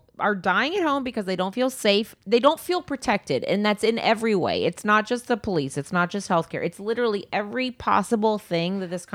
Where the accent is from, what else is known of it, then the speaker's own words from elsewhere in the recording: Mississippi, United States; now in Los Angeles, United States; I'm from Mississippi